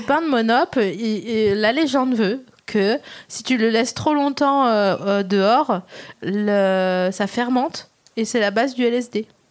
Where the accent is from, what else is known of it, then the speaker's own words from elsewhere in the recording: the East, eastern France, France; j'ai grandi dans l'Est